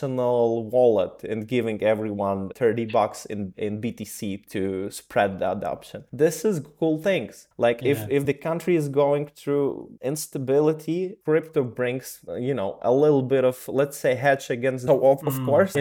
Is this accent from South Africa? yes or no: no; Ukraine; moved away; I'm originally from Ukraine